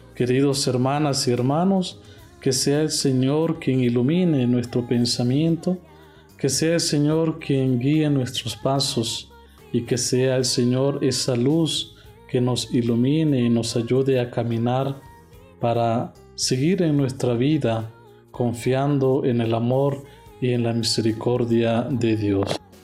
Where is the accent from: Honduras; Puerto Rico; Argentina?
Honduras; moved away as an adult; now in Mexico; Soy de Honduras